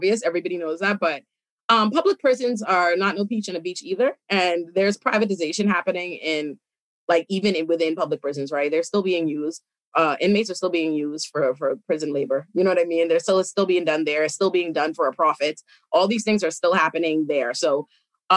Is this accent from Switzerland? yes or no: no; Bahamas; now in United States; I was raised in the Bahamas